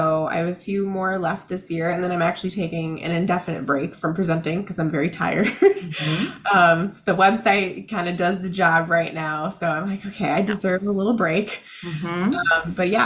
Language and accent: English; Chicago, Illinois, United States; now in Tampa Bay area, United States; I'm originally from Chicago